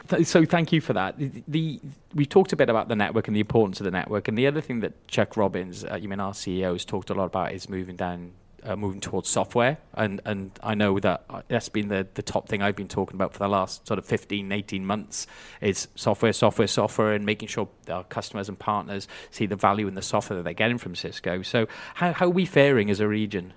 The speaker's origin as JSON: {"language": "English", "region": "Wales", "country": "United Kingdom", "said": "being a Welshman"}